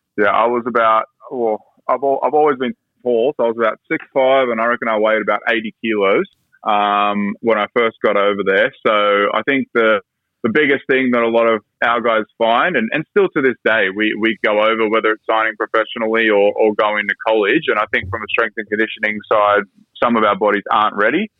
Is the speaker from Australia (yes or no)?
yes; Sydney, New South Wales, Australia; also born or lived in United States; I grew up in Sydney